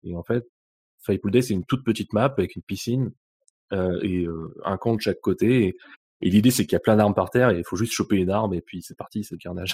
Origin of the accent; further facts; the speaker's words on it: Bruz, Brittany, France; moved away as an adult; now in Lyon, France; Je viens euh, de Bru, une ville à côté de, Rennes, en, Bretagne